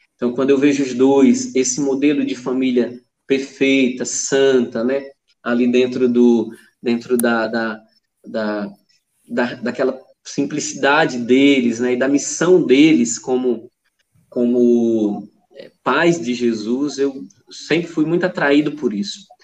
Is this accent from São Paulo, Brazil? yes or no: no; interior of Amazonas, Brazil; moved away; Eu sou do interior do Amazonas